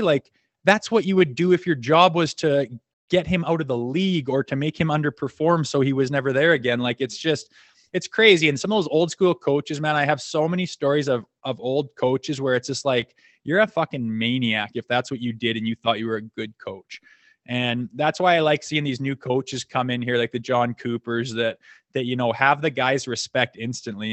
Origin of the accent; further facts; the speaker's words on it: Canada; I played junior in my hometown with my brother and, um, s, lived here till I was eighteen.